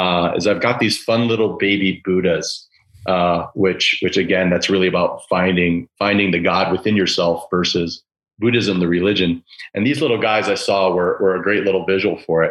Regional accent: Chicago, Illinois, United States; my childhood heroes growing up in Chicago

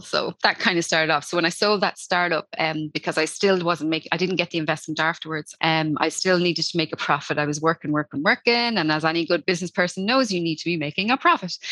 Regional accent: Dublin, Leinster, Ireland; now in Wexford, Ireland; I'm from Dublin originally, but I moved down the countryside and I live by the sea.

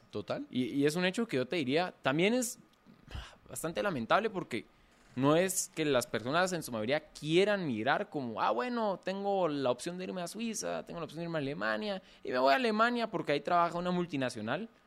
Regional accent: Guatemala; nosotros como chapines

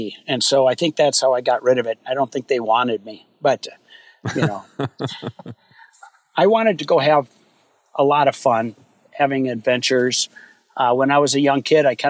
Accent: Minneapolis, Minnesota, United States; I grew up in Minneapolis proper, right down by Lake Nokomis and Minnehaha Creek

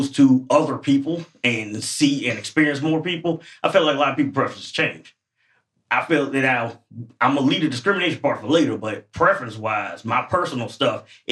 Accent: St. Petersburg, Florida, United States; I'm actually from St. Pete, Florida

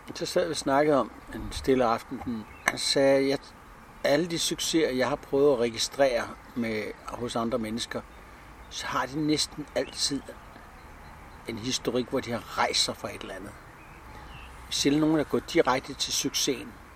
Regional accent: Frederiksberg, Capital Region of Denmark, Denmark; also born or lived in Helsinge; Jeg er født på Frederiksberg

